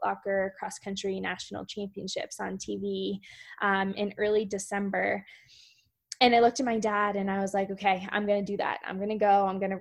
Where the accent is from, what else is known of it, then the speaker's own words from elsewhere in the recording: Shippensburg, Pennsylvania, United States; Shippensburg, Pennsylvania. Very small, rural, south central Pennsylvania, near Gettysburg, Harrisburg, that area